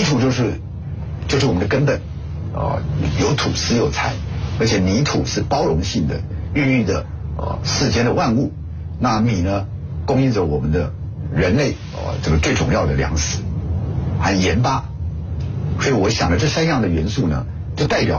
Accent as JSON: {"language": "Chinese", "town": "Nanchong", "region": "Sichuan", "country": "China", "tie": "born or raised there", "lives_now": "Taiwan", "said": "就像我的家乡有七八百万人，你看着他们的生活啊的进步"}